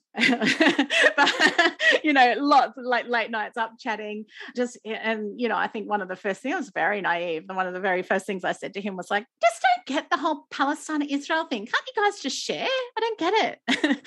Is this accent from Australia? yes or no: yes; Australia; I was selected as the Australian World Vision Youth Ambassador